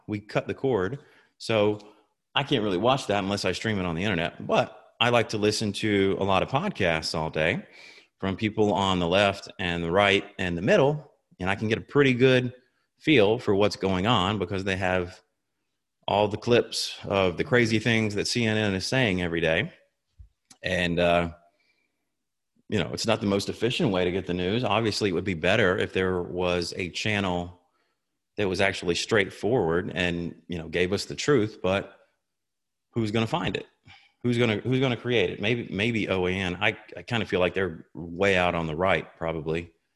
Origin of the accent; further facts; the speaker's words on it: Tifton, Georgia, United States; moved away; I'm originally from Tifton, which is in South Georgia